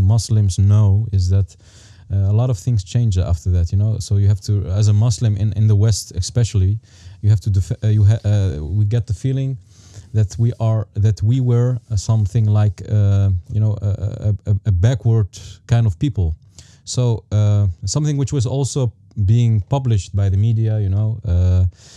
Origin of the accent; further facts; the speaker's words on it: Amsterdam, Netherlands; also born or lived in Taza, Morocco; I live in Holland. I was born in Morocco, live in Amsterdam. When I was something like 3 years old, I moved to Holland